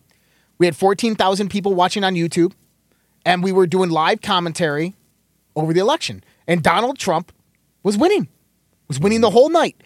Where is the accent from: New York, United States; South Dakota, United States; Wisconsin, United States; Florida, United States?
New York, United States; Caledonia; now in Denver, United States; Rochester, New York